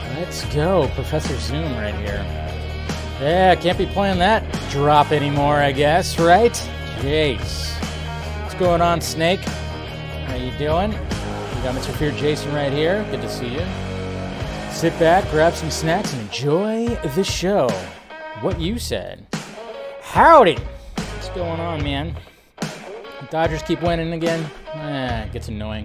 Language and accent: English; California, United States; also born or lived in Alabama; So I've been living in California for most of my life